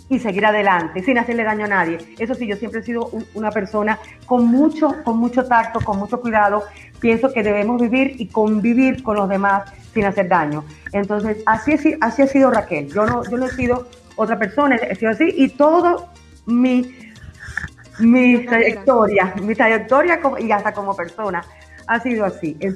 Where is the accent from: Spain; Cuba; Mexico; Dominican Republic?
Cuba; Sagua de Tánamo, Holguín; moved away as an adult; now in Medellín, Colombia